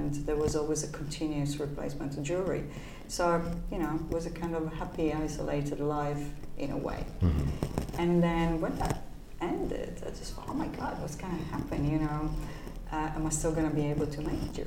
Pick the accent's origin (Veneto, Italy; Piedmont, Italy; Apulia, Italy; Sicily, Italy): Piedmont, Italy; Turin; moved away as an adult; my hometown is Turin, which is a beautiful town